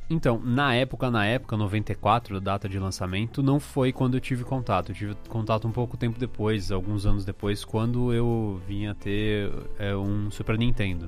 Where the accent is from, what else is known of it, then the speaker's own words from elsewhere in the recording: São Paulo, Brazil; tinha uma lá no meu bairro, aqui em São Paulo